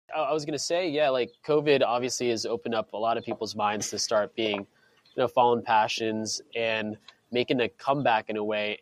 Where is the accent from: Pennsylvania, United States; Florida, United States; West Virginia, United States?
Florida, United States; Clearwater; where I grew up in Florida, it's where they started the first Hooters. It was in, mm-hmm. Clear, in Clearwater, Florida.